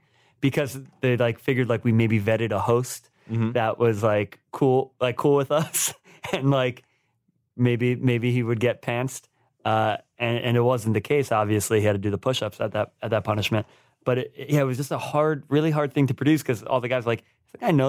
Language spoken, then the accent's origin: English; New York, United States; we're from New York. We mispronounce things sometimes.